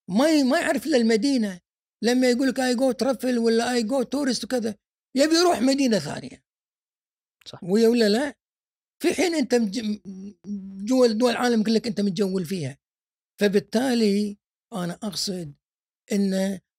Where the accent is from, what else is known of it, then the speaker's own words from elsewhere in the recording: Kuwait; كلنا ككويتيين تحت نظره النظاره السوداء مالت صدام حسين